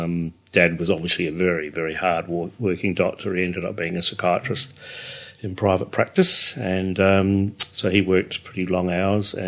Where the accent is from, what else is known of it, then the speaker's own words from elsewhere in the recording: England, United Kingdom; now in Australia; we're English.